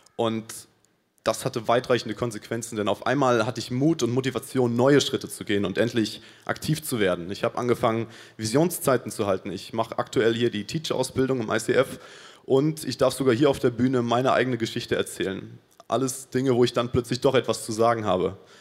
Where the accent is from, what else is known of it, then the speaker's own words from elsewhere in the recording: Paraguay; moved away as an adult; now in Munich, Germany; ich komme aus Paraguay und bin vor sechs Monaten hier nach Deutschland gekommen